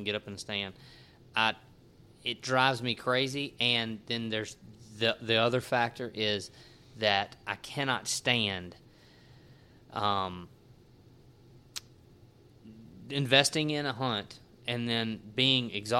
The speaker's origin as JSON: {"language": "English", "town": "Natchez", "region": "Mississippi", "country": "United States", "tie": "born or raised there", "also_born_or_lived": "Clinton, Louisiana", "moved": "yes", "said": "I grew up in Natchez"}